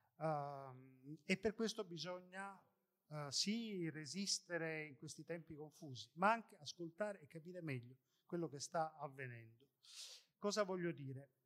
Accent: Sicily, Italy; io sono siciliano

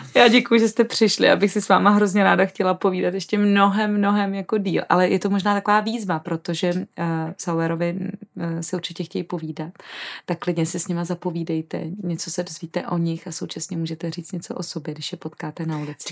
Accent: Czechia; jako Češi jsme

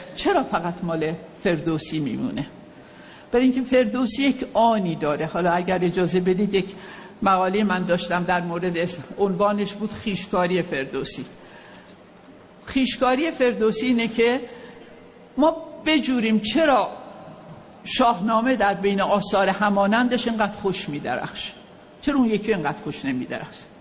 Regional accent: Khoy, West Azerbaijan, Iran; moved away; also born or lived in Tehran / Paris / Kashmar; من در شهر خوی دنیا آمدم خوی یه شهری است در شهر آذربایجان

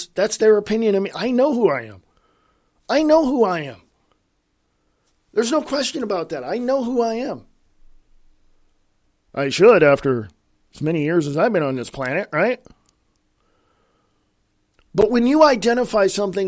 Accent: United States; I'm an American.

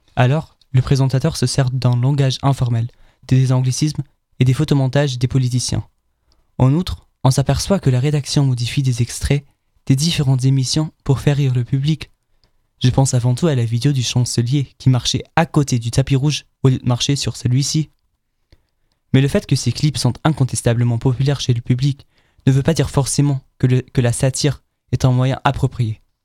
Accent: Germany; En tant qu'Allemand

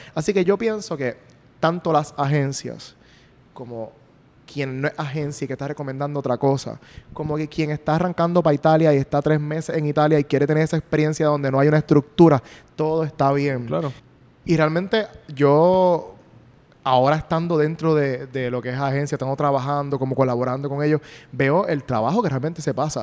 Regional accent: Puerto Rico; yo soy puertorriqueño

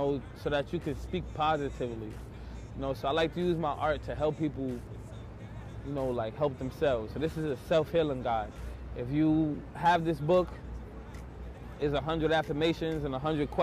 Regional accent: New York City, New York, United States; I grew up in Brownsville, New York, which is like an area of extreme poverty

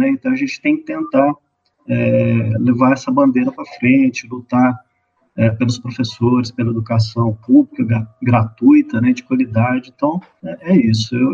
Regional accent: Luz, Minas Gerais, Brazil; eu sou natural de Luz, cidadezinha do interior aqui de Minas Gerais.

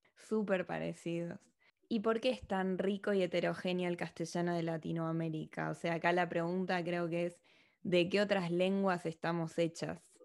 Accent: Argentina; accent: argentino; moved away as an adult; now in Madrid, Spain; soy argentina

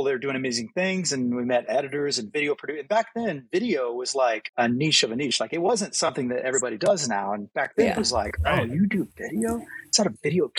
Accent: Missouri, United States; we grew up in Missouri, very agriculture-related, ag technology

